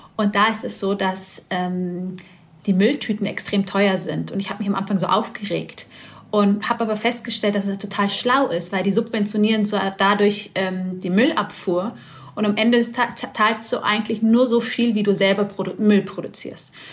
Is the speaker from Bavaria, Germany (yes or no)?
yes; Bavaria, Germany; Ich komme aus Bayern